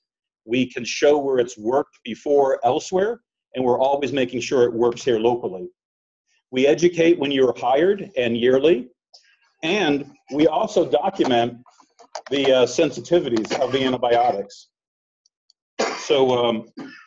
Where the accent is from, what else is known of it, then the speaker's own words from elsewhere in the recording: Florida, United States; I'm from Florida, and I work at the University of South Florida in Tampa